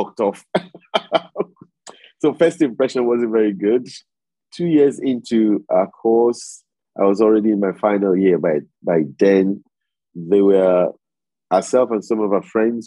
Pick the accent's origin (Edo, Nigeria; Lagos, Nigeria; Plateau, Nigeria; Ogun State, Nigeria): Lagos, Nigeria; moved away as an adult; also born or lived in Delta State, Nigeria / York, England; I'm originally from the Delta in Nigeria. My state is Delta State, but I was born in Lagos in Nigeria. I went to primary, secondary school, university. I did all my professional training in Lagos